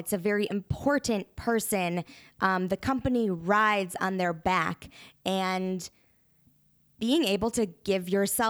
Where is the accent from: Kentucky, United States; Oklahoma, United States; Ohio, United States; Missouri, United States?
Kentucky, United States; now in Chicago, United States; Kentucky. Sup.